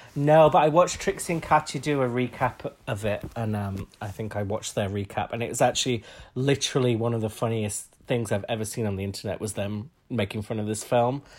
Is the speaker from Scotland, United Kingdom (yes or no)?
no; Huddersfield, Yorkshire and the Humber, United Kingdom; we're both from Huddersfield